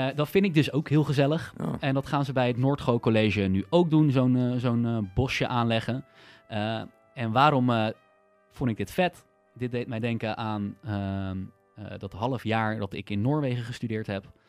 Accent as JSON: {"language": "Dutch", "country": "Netherlands", "said": "ik voel me dus meer een Nederlander"}